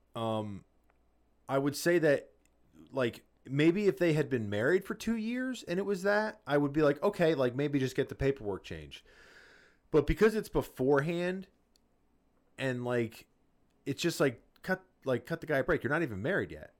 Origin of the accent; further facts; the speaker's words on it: New Jersey, United States; we grew up in Jersey